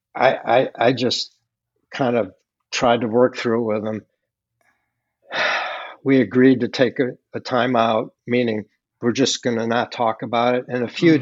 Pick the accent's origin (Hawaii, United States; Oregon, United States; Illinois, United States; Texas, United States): Illinois, United States; Chicago; I grew up in Chicago